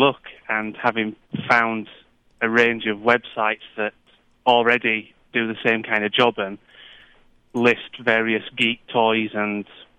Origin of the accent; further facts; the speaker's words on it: Batley, Yorkshire and the Humber, United Kingdom; I'm from Batley in West Yorkshire in the UK.